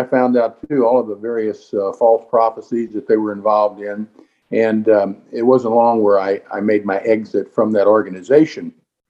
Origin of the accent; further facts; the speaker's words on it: Farmington, Missouri, United States; We're from Farmington, Missouri. I was a Jehovah's Witness for 38 years of my life.